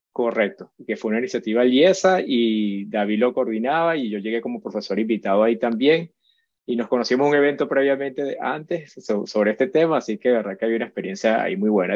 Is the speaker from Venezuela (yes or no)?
yes; Venezuela; also born or lived in Madrid, Spain; soy venezolano, primero que nada, nací en Madrid